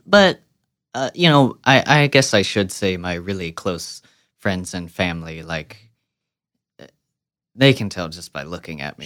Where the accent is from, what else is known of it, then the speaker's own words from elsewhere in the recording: Midwest, United States; I'm born and raised in the Midwest